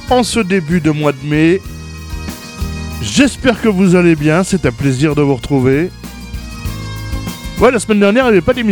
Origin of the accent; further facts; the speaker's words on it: Grand Est, France; Ah oui, parce que vous le savez, je suis du Grand Est. Et euh, bah, cette semaine, j'ai envie de mettre à l'honneur nos amis de chez nous, de par ici.